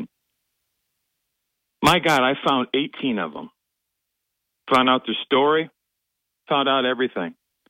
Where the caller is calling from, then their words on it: Binghamton, New York, United States; Hey, Bob. Good morning. … from Binghamton.